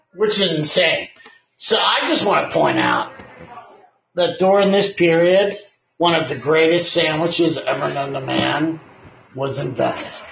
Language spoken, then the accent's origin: English; Canada; I'm Canadian